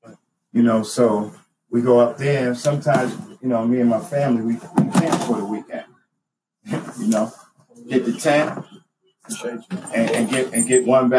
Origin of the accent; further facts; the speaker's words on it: New York City, New York, United States; also born or lived in Long Island, New York; now in Las Vegas, United States; I was born and raised in Queens and in Long Island, maybe. So that's Winedance, Brentwood, Central Islip, a little bit of Bayshore, a little bit of everywhere, all the boroughs, you know.